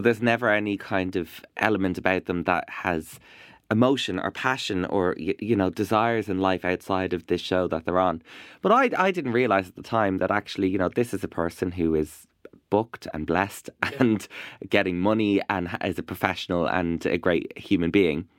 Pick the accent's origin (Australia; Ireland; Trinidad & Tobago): Ireland; also born or lived in Iraq; I am an Irish Iraqi uh, broadcaster